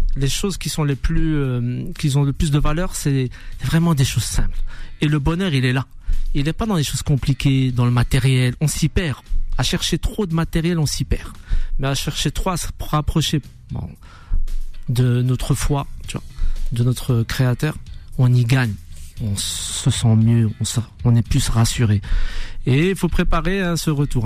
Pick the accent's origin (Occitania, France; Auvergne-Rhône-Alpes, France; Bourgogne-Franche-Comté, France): Bourgogne-Franche-Comté, France; Dijon; je viens de Dijon